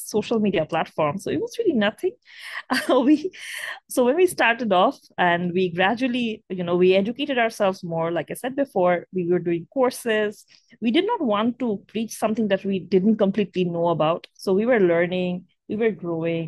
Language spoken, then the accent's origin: English; Bangladesh; we're from Bangladesh and Bangladesh is one of the most climate vulnerable countries in the world